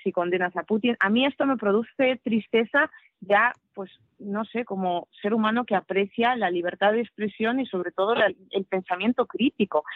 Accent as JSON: {"language": "Spanish", "town": "Krasnoyarsk", "region": "Krasnoyarsk Krai", "country": "Russia", "tie": "born or raised there", "second_language": "Spanish", "moved": "as an adult", "lives_now": "Spain", "said": "yo nací en Krasnoyarsk, en Siberia, y viví en Krasnoyarsk hasta los 18 años"}